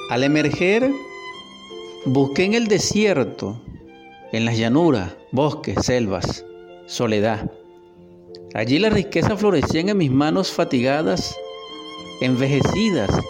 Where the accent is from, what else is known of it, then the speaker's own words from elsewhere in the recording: Barquisimeto, Lara, Venezuela; Lo escribí también en esta mi ciudad natal Barquisimeto.